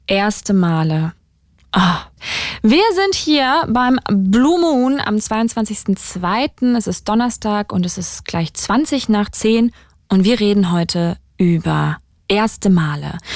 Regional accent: Berlin, Germany; aus Berlin. Aus Berlin. Direkt. Berlin.

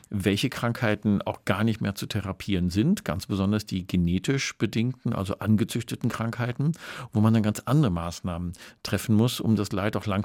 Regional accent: North Rhine-Westphalia, Germany; denn ich bin ja im Ruhrgebiet groß geworden und ich bin immer mit Hunden und Katzen und ganz vielen anderen Tieren groß geworden.

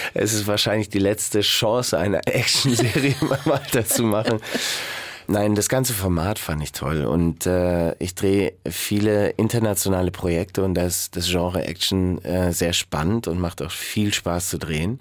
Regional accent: Garmisch-Partenkirchen, Bavaria, Germany; ich bin in Garmisch-Partenkirchen groß geworden

